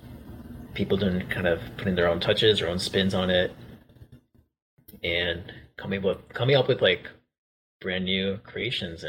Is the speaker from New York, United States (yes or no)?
yes; New York City, New York, United States; I'm a Queens kid, right? I came from Queens